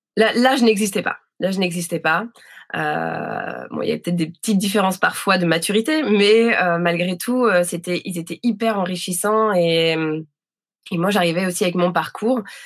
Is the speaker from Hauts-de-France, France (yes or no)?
yes; Dunkirk, Hauts-de-France, France; moved away; je suis née, euh, je suis née à Dunkerque, j'ai grandi là-bas